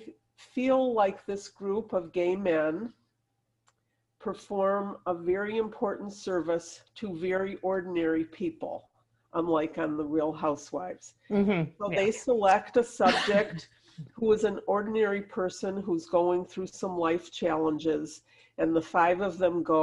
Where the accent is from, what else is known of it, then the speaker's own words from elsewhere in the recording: Detroit, Michigan, United States; I'm from Detroit